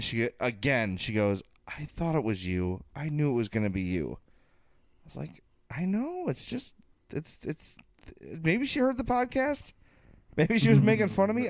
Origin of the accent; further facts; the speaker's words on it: Oak Lawn, Illinois, United States; South Pulaski in Oaklawn, my hometown